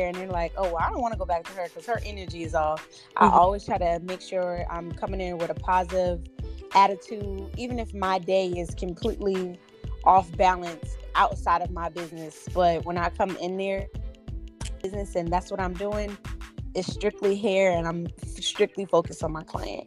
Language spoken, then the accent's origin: English; Absecon, New Jersey, United States; also born or lived in Atlantic City, New Jersey; So I'm originally from Atlantic City, New Jersey. I grew up in Epsecan. It's a small town.